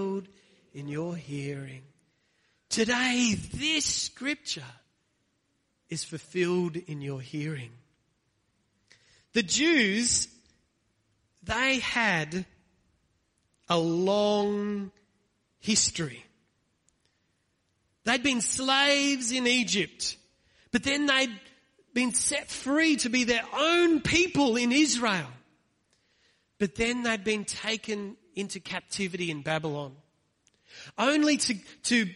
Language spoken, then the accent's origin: English; Australia; this is my hometown